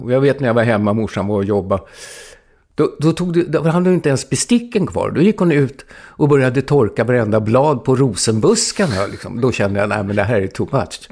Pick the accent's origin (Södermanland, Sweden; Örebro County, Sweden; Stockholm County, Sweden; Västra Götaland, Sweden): Stockholm County, Sweden; Stockholm; moved away as an adult; now in Gotland, Sweden; Jag är ju uppvuxen på Söder i Stockholm